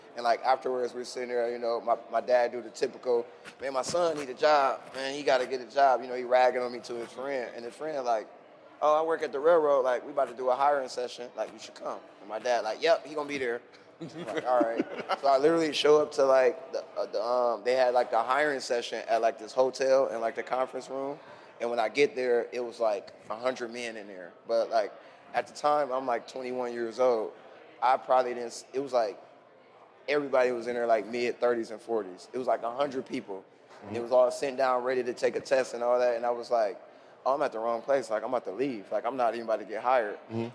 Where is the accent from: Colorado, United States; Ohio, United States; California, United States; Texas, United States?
Ohio, United States; I'm like, no, okay, I'm from Ohio.